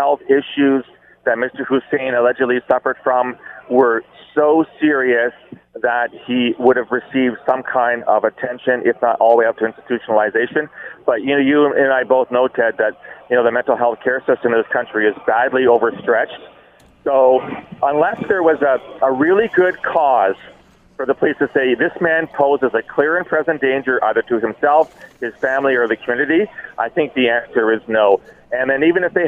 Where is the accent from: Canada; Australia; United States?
Canada; I'm a Canadian. I'm a very proud Canadian.